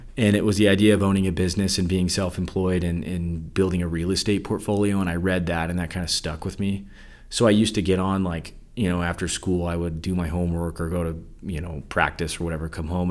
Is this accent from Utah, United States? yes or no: yes; Salt Lake City, Utah, United States; I was born and raised in Salt Lake City, Utah